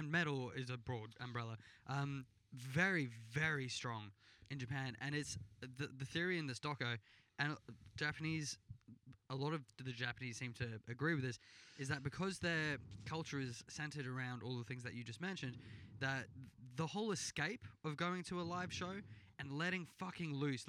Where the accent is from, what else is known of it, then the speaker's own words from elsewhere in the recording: South Africa; now in Australia; I'm from South Africa.